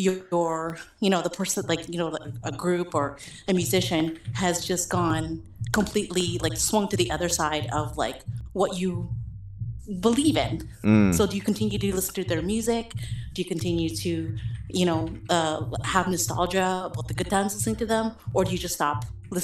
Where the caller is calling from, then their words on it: Vancouver, British Columbia, Canada; Vancouver, Canada.